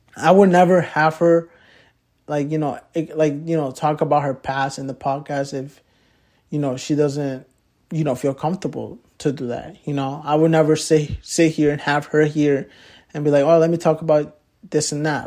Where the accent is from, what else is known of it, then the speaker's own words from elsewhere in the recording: Poughkeepsie, New York, United States; also born or lived in Manhattan, New York / Mexico; I grew up my whole life in Poughkeepsie